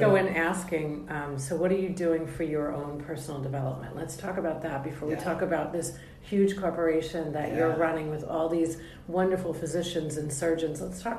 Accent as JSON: {"language": "English", "region": "New York", "country": "United States", "said": "I'm from New York. My brain is going too fast."}